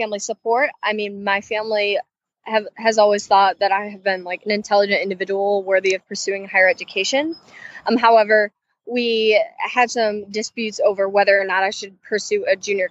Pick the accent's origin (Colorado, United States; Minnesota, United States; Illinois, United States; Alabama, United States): Illinois, United States; Chicago; moved away as an adult; now in Muncie, United States; Originally, I'm from Chicago, Illinois, within the suburbs of the Southwest area.